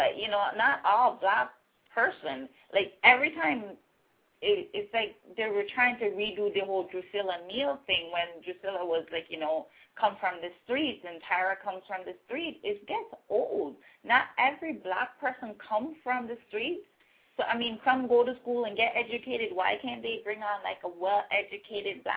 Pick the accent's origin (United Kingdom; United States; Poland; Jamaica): Jamaica; accent: Caribbean, Jamaican; I am actually from Jamaica